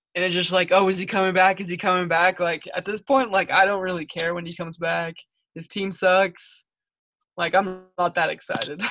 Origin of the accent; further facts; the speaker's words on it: Spokane, Washington, United States; I'm from Spokane. It's my hometown